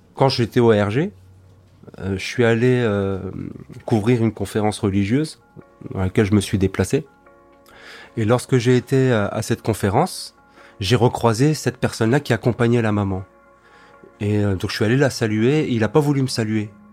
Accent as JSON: {"language": "French", "area": "Alsace", "region": "Grand Est", "country": "France", "tie": "born or raised there", "said": "je suis né ici, j'ai grandi ici, je suis alsacien"}